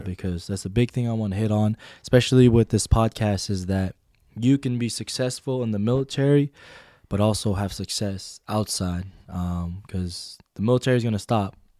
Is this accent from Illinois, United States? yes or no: no; Washington, United States; moved away; I'm from Washington